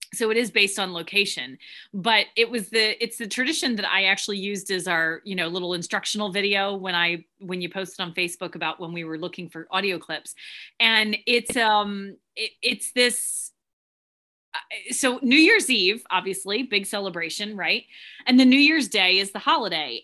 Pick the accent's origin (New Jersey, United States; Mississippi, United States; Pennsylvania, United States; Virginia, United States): Pennsylvania, United States; Philadelphia; growing up where I grew up in Philadelphia